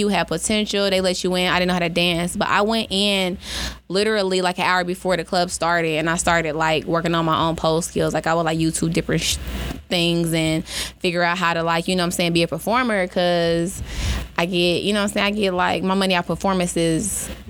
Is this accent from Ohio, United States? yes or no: yes; Ohio, United States; moved away as an adult; also born or lived in Colorado; now in Atlanta, United States; Originally Ohio.